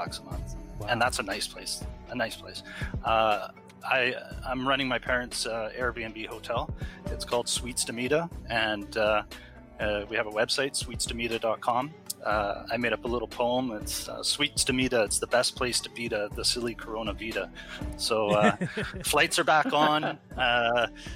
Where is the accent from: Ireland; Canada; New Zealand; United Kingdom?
Canada; Kelowna, British Columbia; moved away as an adult; now in Puerto Vallarta, Mexico; my hometown in Kelowna